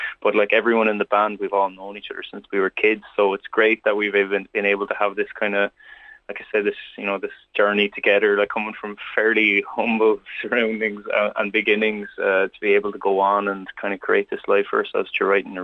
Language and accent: English; Wexford, Leinster, Ireland; now in Dublin, Ireland; we're all from Wexford. We all know each other from growing up together in Wexford and in the southeast.